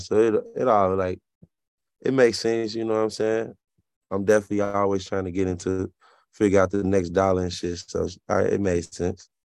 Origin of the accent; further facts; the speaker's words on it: Alabama, United States; moved away; also born or lived in Kentucky; growing up in Alabama